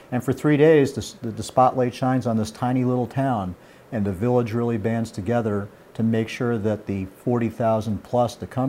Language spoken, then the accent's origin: English; Boston, Massachusetts, United States; growing up in Boston. I didn't grow up in New York